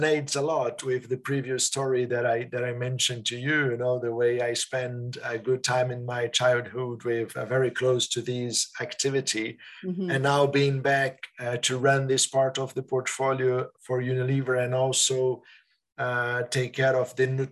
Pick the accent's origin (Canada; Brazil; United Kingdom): Brazil; moved away as an adult; also born or lived in Switzerland; now in Netherlands; family coming from Italy, growing up in Brazil, working in Switzerland, and now in Netherlands.